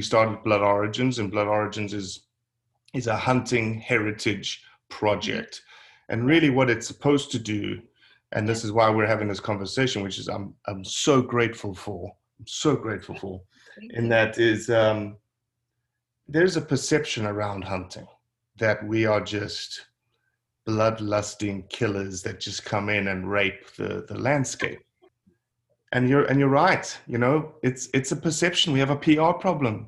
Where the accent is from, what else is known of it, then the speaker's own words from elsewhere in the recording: South Africa; moved away as an adult; now in United States; I was born and raised in South Africa. I lived in South Africa until I was 24